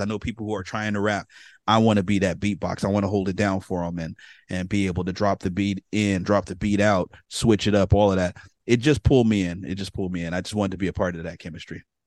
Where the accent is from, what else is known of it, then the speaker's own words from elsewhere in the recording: San Francisco, California, United States; now in Sacramento, United States; I'm from San Francisco originally. I was born, um, in San Francisco, grew up in Bayview